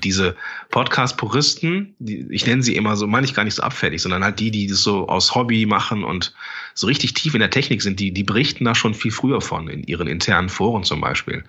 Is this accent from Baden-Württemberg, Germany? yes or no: no; Langenfeld, North Rhine-Westphalia, Germany; Ich komme ja aus Langenfeld, bin Mitte 30